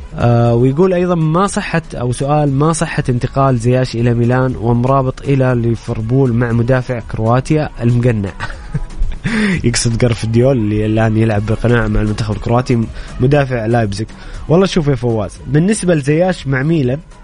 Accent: Saudi Arabia

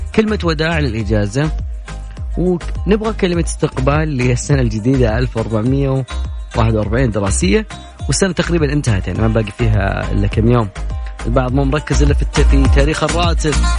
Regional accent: Saudi Arabia; حنا يعني كسعوديين

